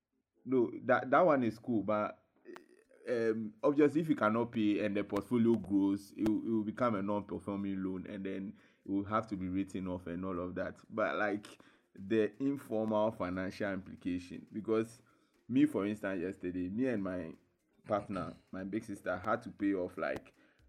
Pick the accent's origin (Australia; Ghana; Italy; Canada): Ghana; I think we as a Ghanaian people are not used to these kind of orderly ways of doing things and instructions